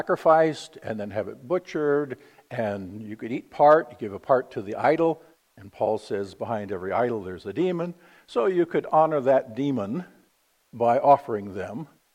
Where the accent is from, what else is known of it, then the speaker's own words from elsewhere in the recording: Vallejo, California, United States; I grew up in Vallejo, California